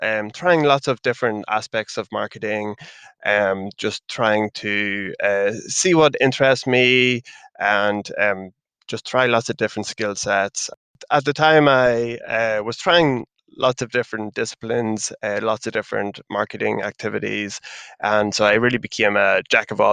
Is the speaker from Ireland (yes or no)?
yes; Ireland; accent: Irish; As you can kind of tell from the accent, I'm Irish